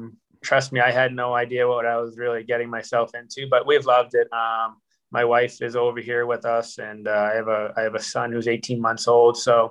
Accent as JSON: {"language": "English", "town": "Marshfield", "region": "Massachusetts", "country": "United States", "tie": "born or raised there", "said": "I'm originally from Marshfield, Massachusetts. Kind of grew up playing hockey there my whole life."}